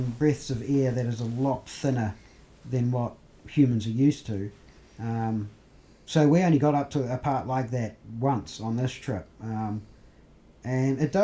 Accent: New Zealand; we're from New Zealand

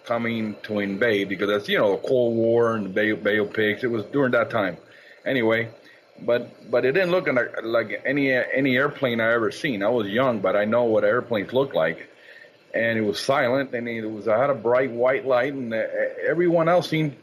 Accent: Cuba; moved away; most of these events occurred when I was a child back in my native Cuba

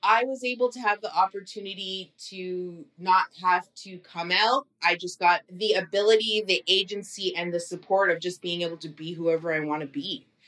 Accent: Burlington, Ontario, Canada; I grew up in Burlington, Ontario

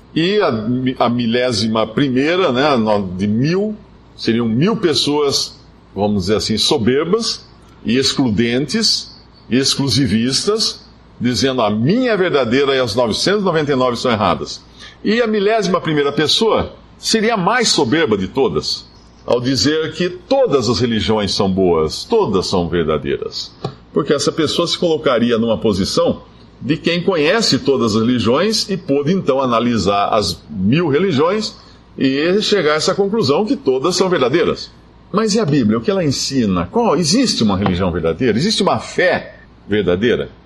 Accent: Brazil; éramos todos brasileiros

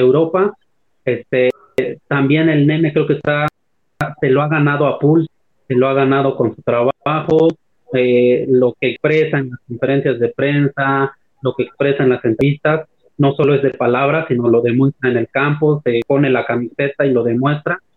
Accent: Puebla, Mexico; now in Oaxaca, Mexico; yo soy de Puebla, pero trabajo de profesor en la Tierra Norte de Oaxaca

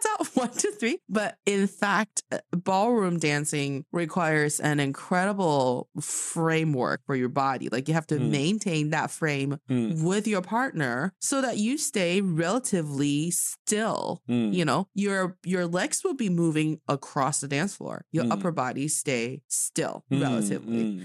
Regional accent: Changchun, Jilin, China; now in Beijing, China; I'm from Changchun City in Jilin Province

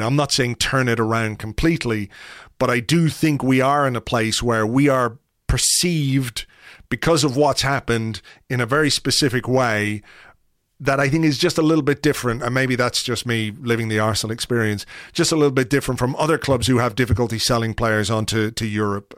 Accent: Ireland; as an Irishman

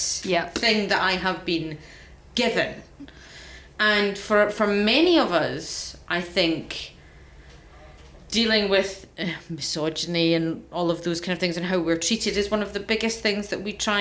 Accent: Scotland, United Kingdom; I'm Scottish. I'm very not working class

